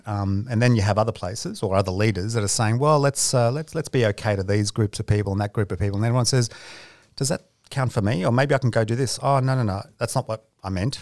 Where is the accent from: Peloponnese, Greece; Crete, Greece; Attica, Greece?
Peloponnese, Greece; I'm from the Peloponnese